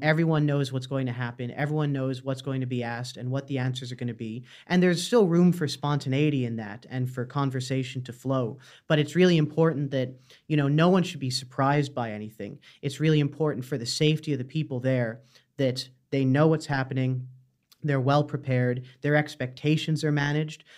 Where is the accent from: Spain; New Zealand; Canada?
Canada; moved away as an adult; now in Dublin, Ireland; I'm from Canada originally, but I've lived in Ireland about five years now.